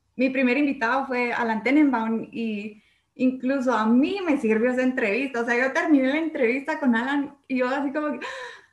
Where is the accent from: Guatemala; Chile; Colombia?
Guatemala; como chapines